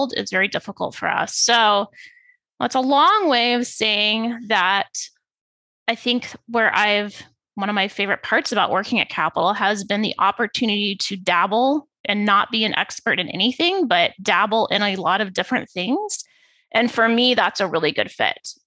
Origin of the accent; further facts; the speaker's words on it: Phoenix, Arizona, United States; moved away as an adult; also born or lived in East Lansing, Michigan; I'm originally from Phoenix, born and raised